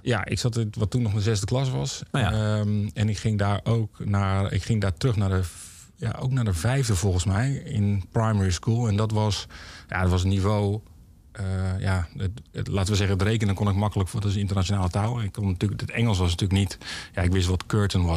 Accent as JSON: {"language": "Dutch", "town": "Heerhugowaard", "region": "North Holland", "country": "Netherlands", "said": "ik kom uit Heergewaard vandaan"}